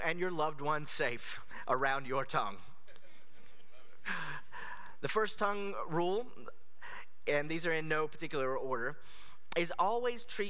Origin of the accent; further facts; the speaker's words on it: United States; as an American